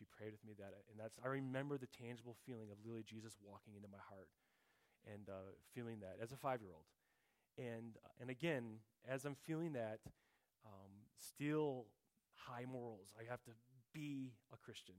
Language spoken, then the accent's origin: English; Mundelein, Illinois, United States; also born or lived in Little Rock, Arkansas; At age 7, when we moved from Little Rock, Arkansas, up to Mundelein, Illinois